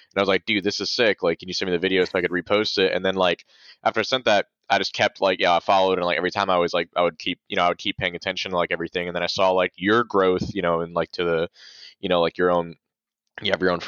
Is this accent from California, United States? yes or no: no; Valdosta, Georgia, United States; We're like we're from Valdosta, Georgia, which is like 22 miles north of the Florida border.